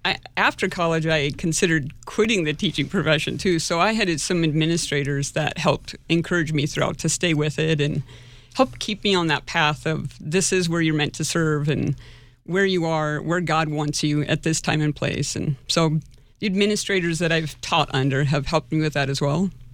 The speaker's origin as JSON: {"language": "English", "region": "Nebraska", "country": "United States", "tie": "born or raised there", "moved": "as an adult", "lives_now": "Sioux Falls, United States", "said": "I grew up in Nebraska"}